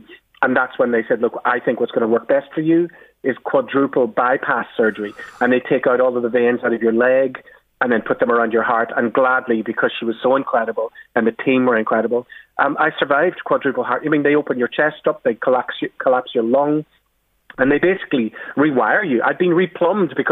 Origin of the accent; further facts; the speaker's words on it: Belfast, Northern Ireland, United Kingdom; when I was a little kid growing up on the Falls Road in West Belfast, where I grew up